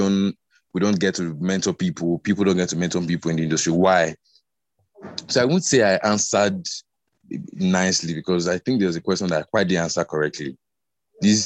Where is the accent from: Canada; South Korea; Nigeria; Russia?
Nigeria; Delta; I'm from Delta, but the Robo speaking part of Delta State